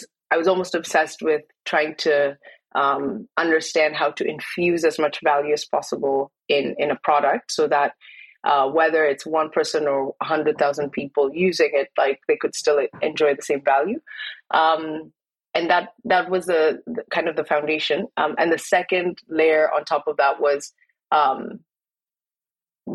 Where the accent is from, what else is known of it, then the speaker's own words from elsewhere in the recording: Kenya; me growing up in Kenya